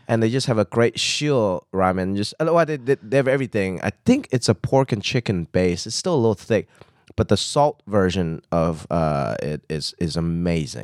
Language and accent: English; Hong Kong; now in United States; So I grew up in Hong Kong